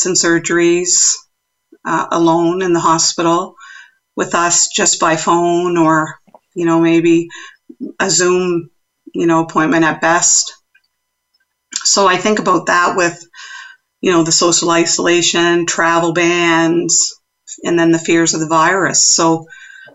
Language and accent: English; East Coast of Canada, Atlantic Canada, Canada; accent: East Coast; moved away; also born or lived in Nunavut; I'm from the East Coast of Canada, so I'm sure there's people already recognizing my accent